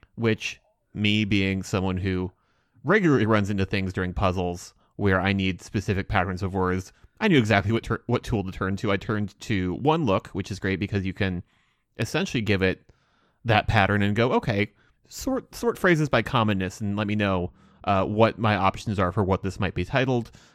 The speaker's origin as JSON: {"language": "English", "country": "United States", "said": "watching as an American."}